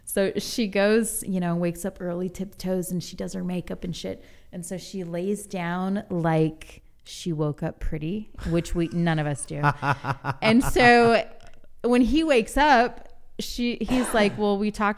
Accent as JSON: {"language": "English", "region": "East Coast", "country": "United States", "moved": "yes", "said": "I was a little kid. I was from the East Coast"}